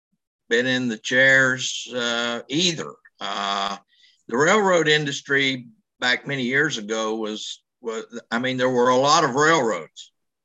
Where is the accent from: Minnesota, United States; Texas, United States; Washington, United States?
Texas, United States; Fort Worth; Fort Worth.